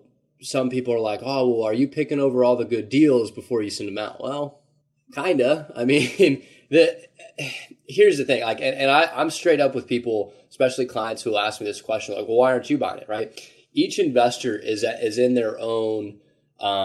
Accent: Indianapolis, Indiana, United States; born and raised in Indianapolis

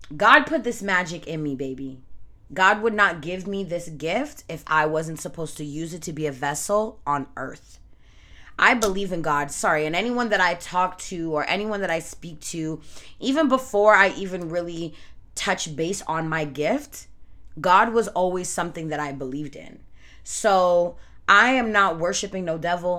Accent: Canada; I was born and raised in Canada by Jamaican parents.

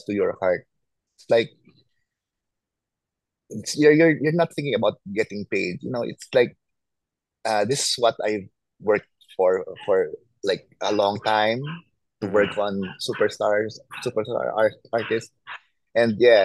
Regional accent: Philippines; I'm from the Philippines

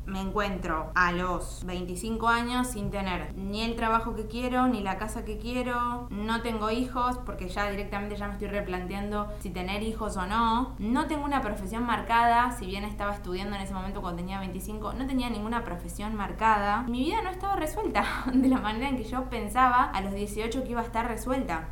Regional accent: Bernal, Buenos Aires Province, Argentina; moved away as an adult; now in Buenos Aires, Argentina; yo soy de Bernal y actualmente vivo en Capital Federal

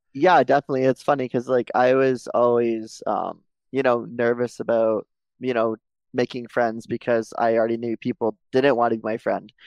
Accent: Mississauga, Ontario, Canada; I was born and raised in Mississauga, Ontario.

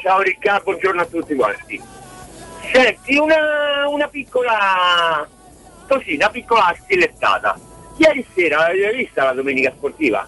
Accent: Rome, Lazio, Italy; da romano e romanista

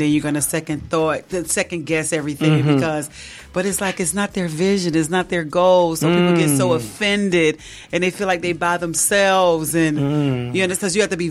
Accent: Miami, Florida, United States; Born and raised from the county of Dade.

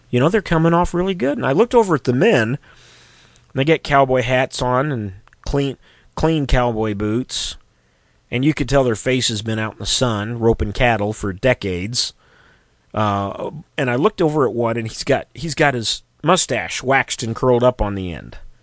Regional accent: Missouri, United States; Missouri, my home state

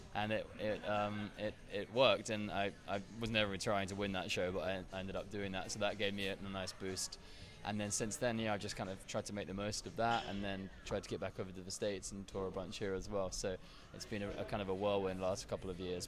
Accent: Brighton, South East England, United Kingdom; accent: English; I'm from Brighton, It's on the south coast, not too far from Essex.

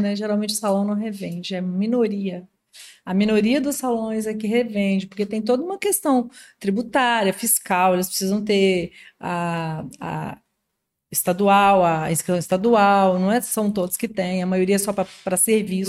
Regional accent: Minas Gerais, Brazil; now in Espírito Santo, Brazil; sou mineira

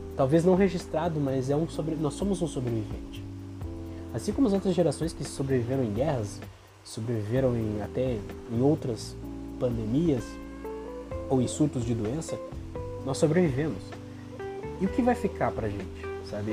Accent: Brazil; como brasileiro

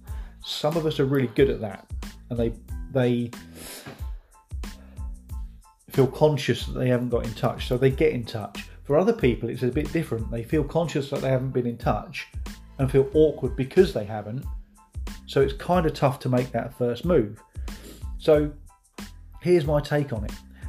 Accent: East of England, United Kingdom; Ben and Ella's Farm Shop over at Baythorn End, which is a tiny hamlet near my hometown.

